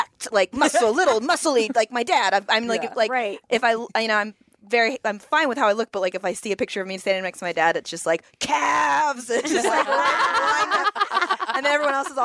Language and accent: English; Silicon Valley, California, United States; I'm from the Silicon Valley